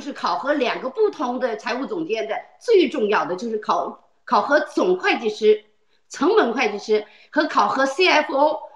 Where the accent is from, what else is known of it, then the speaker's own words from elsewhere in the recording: China; moved away; 因为中国是我的祖国